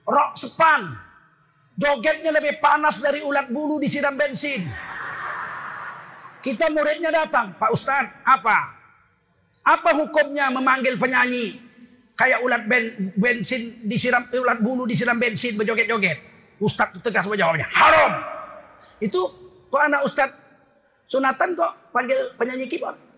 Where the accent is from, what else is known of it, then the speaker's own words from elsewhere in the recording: Medan, North Sumatra, Indonesia; Kita ini orang Medan, datang nampak hidung. Pulang nampak punggung. Assalamualaikum, balik kanan terus. Kita bukan orang Jawa.